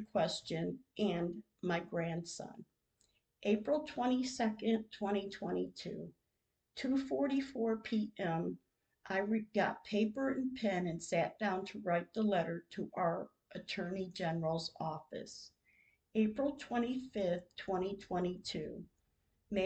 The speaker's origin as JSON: {"language": "English", "region": "Michigan", "country": "United States", "moved": "yes", "lives_now": "Oklahoma, United States", "said": "I'm from Michigan"}